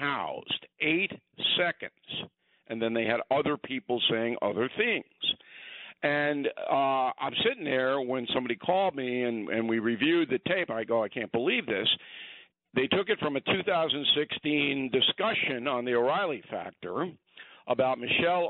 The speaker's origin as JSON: {"language": "English", "town": "Westbury", "region": "New York", "country": "United States", "tie": "born or raised there", "said": "I was raised in Westbury, part of Levittown"}